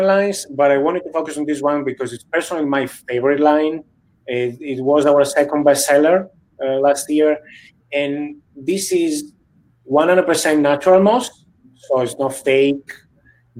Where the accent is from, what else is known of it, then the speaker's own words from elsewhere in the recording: near Venice, Veneto, Italy; also born or lived in Kansas City, Missouri; now in San Francisco, United States; I'm from Italy originally, from a city very close to Venice.